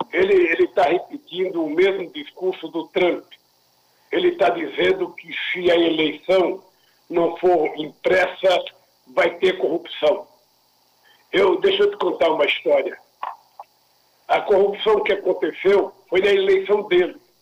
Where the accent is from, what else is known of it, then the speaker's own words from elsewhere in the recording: Northeast Region, Brazil; sou nordestino